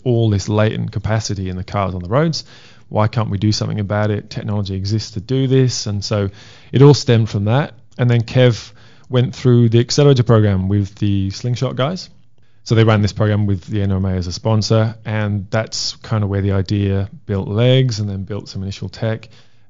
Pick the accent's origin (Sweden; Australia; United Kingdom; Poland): United Kingdom; Wales; I'm Welsh.